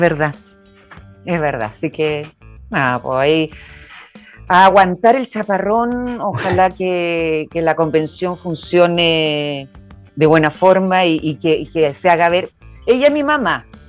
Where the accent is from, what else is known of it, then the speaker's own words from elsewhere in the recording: Chile; Mi tierra